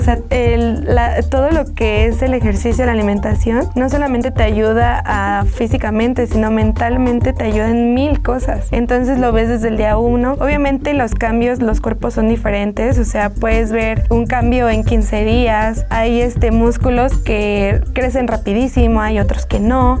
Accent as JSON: {"language": "Spanish", "country": "Mexico", "said": "nosotros como mexicanos"}